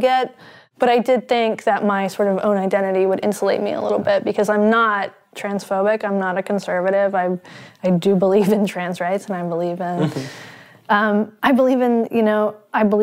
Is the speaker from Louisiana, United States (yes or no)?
no; North Carolina, United States; now in Seattle, United States; I'm from North Carolina. I live in Seattle.